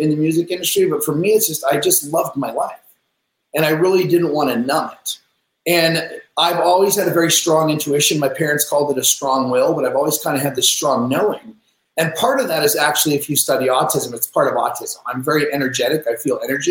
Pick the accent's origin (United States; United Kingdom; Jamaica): United States; Seattle, Washington; I grew up in Seattle.